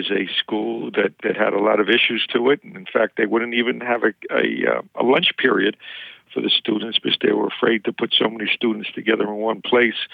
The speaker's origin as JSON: {"language": "English", "town": "Queens", "region": "New York", "country": "United States", "said": "I'm from Queens."}